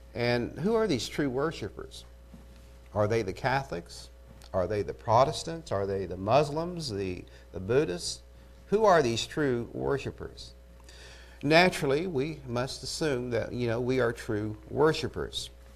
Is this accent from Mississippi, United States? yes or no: no; Eufaula, Oklahoma, United States; I'm from Eufaula